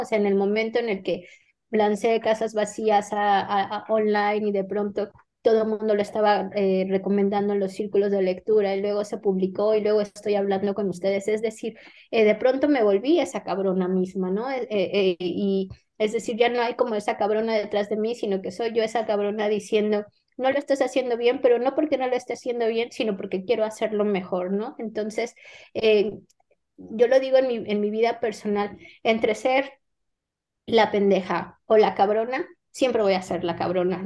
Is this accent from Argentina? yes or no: no; Mexico; first language Spanish; moved away as an adult; now in Madrid, Spain; mis modismos mexicanos